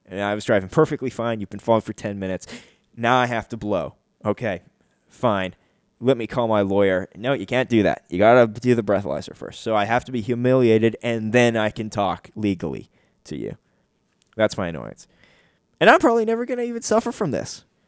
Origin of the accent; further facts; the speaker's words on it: Canada; I'm a Canadian